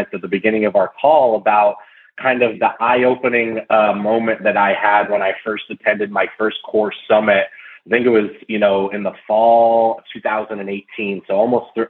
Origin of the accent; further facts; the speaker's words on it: Fairfield County, Connecticut, United States; moved away as an adult; now in Houston, United States; So I was born and raised in Connecticut, right outside of Manhattan, about 50 miles north in Fairfield County, before I ultimately moved to Houston about 7 or 8 years ago.